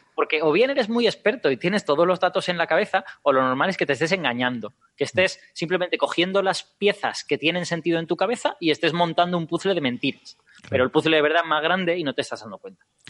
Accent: Castellón de la Plana, Valencian Community, Spain; Castellón de la Plana, de donde yo vengo, era una zona de malaria endémica

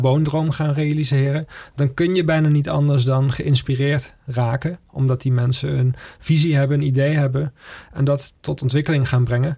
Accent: Maastricht, Limburg, Netherlands; ik kom uit Maastricht

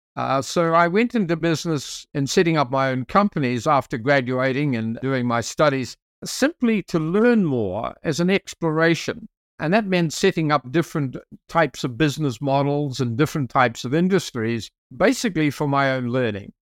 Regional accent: South Island, New Zealand; I'm from New Zealand, as you mentioned, and I'm from the South Island, so I'm close to the Antarctic.

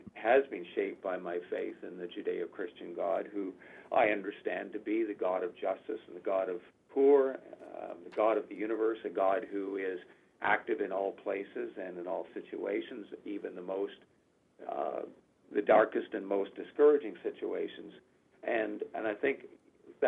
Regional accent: Canada; I was born in Canada

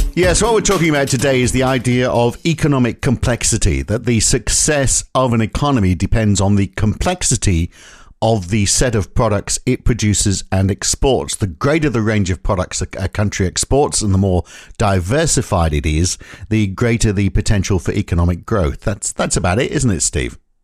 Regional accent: North East England, United Kingdom; I grew up in the Northeast England

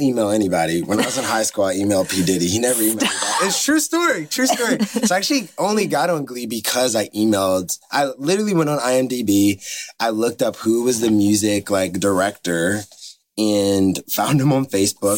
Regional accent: United States; also born or lived in Los Angeles; now in Nashville, United States; I'm from the East Coast. Shout out to New Jersey slash New York.

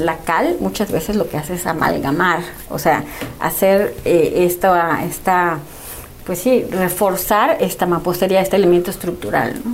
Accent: Mexico; ya todos somos mexicanos

